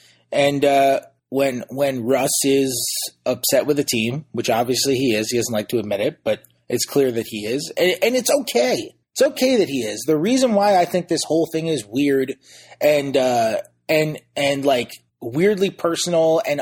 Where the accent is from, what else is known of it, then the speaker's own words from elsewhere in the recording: New York, United States; as a New Yorker